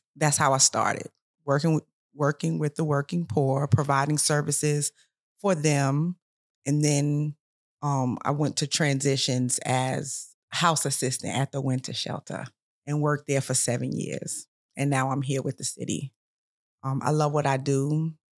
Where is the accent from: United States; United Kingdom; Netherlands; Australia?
United States; New York; also born or lived in South Carolina; now in Columbia, South Carolina, United States; I'm originally from New York